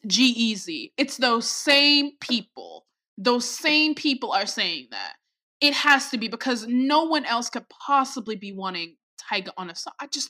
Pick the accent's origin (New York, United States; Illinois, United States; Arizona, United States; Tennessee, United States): Illinois, United States; Chicago; as a Chicagoan